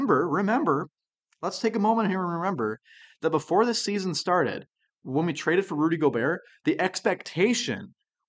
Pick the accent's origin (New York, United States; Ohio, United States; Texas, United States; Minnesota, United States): Minnesota, United States; we're from Minnesota